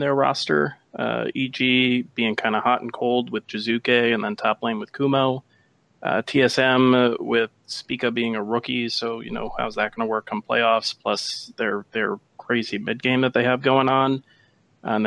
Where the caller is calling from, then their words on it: outside Chicago, Illinois, United States; Calling just outside of Chicago